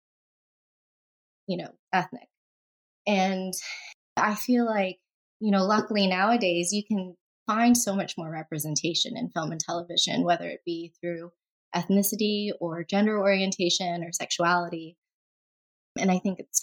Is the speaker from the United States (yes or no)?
yes; the southern United States, United States; I grew up in the U.S., primarily in the southern states